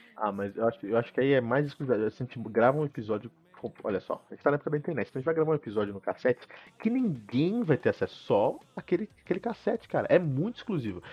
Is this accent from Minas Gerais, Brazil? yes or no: no; Cotia, São Paulo, Brazil; Portuguese is a second language; moved away; eu cresci em Cotia